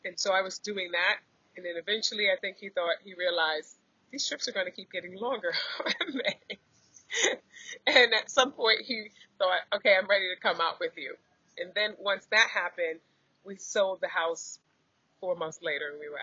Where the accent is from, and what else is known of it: United States; moved away as an adult; also born or lived in New Jersey; now in Bali, Indonesia